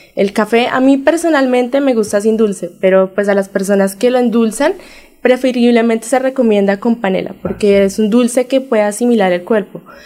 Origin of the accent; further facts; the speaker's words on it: El Socorro, Santander, Colombia; yo soy nacida en El Socorro, yo soy hija de caficultores socorranos